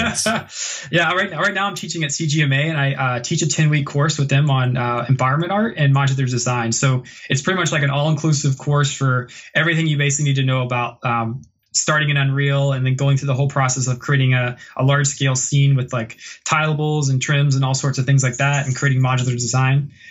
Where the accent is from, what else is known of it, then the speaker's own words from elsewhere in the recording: Virginia, United States; moved away as an adult; now in Vancouver, Canada; I, am from the South originally in Virginia, and I, I love Virginia and I, I love where I'm, I'm, from